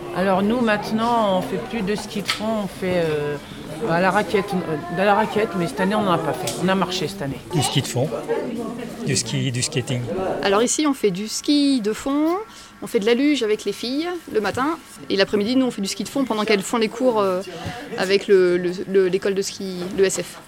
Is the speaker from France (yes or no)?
yes; Charente, Nouvelle-Aquitaine, France; Je viens de la Charente, du pays du cognac